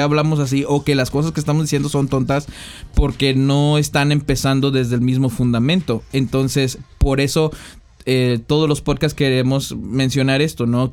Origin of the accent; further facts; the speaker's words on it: San Luis Potosí, Mexico; also born or lived in Reynosa, Tamaulipas; now in United States; Mi niñez la crecí, digo, la viví en San Luis Potosí